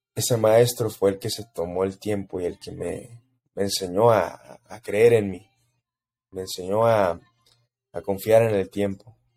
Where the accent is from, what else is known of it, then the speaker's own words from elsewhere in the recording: El Paso, Texas, United States; yo crecí en El Paso, Texas